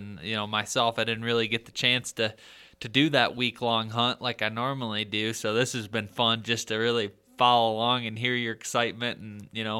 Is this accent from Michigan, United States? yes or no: yes; Michigan, United States; especially in my home state of Michigan